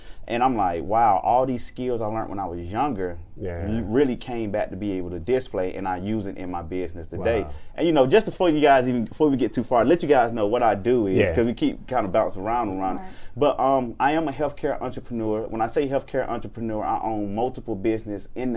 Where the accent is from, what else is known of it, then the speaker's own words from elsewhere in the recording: Atlanta, Georgia, United States; I grew up in Atlanta. College Park